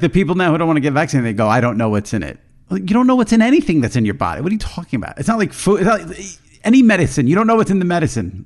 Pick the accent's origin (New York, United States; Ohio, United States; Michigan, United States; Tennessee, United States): New York, United States; since I'm from New York